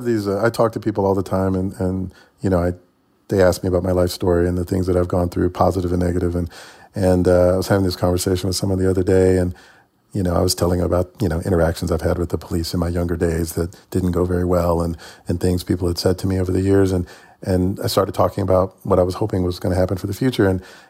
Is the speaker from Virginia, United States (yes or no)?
no; Atlanta, Georgia, United States; also born or lived in Chattanooga, Tennessee / Massachusetts; as you can tell by my accent, I'm from Chattanooga, Tennessee, but my earliest memory is arriving in Atlanta on a moving truck at the age of 3. So I think of myself as being from Atlanta.